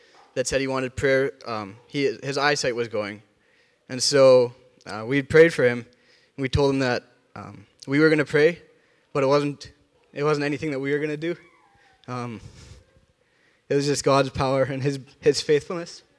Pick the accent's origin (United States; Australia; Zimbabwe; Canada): Canada; Rosenort, Manitoba; where I grew up in Rosenort, I loved it.